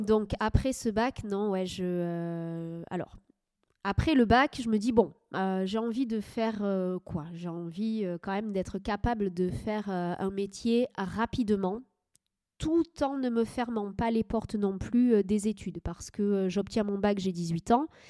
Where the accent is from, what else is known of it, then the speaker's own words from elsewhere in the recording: Médoc, Nouvelle-Aquitaine, France; also born or lived in Agen / Angoulême / Paris; j'ai grandi dans le Médoc